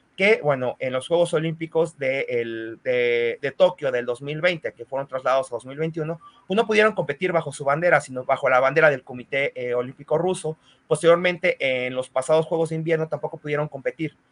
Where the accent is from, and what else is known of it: Mexico